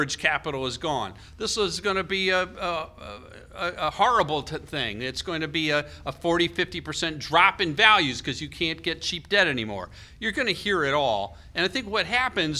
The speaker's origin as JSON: {"language": "English", "country": "United States"}